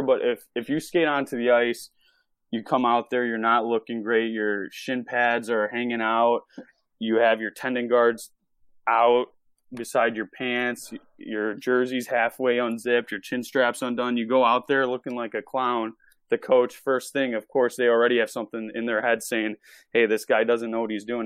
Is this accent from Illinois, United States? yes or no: yes; Chicago, Illinois, United States; I'm from Chicago, Illinois, and I started officiating when I was twelve years old